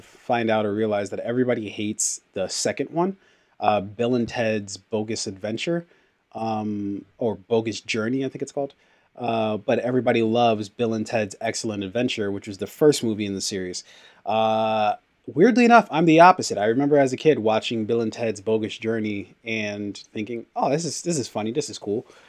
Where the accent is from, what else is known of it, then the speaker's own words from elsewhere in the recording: Nigeria; a fellow Nigerian